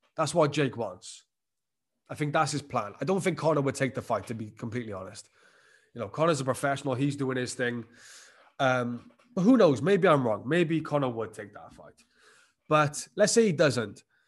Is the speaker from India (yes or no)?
no; Wales, United Kingdom; my home country of Wales